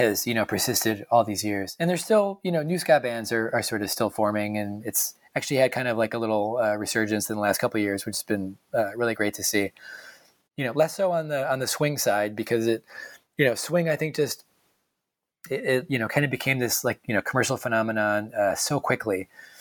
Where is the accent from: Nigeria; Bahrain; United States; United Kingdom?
United States; just outside of Hartford, Connecticut; I'm from just outside of Hartford.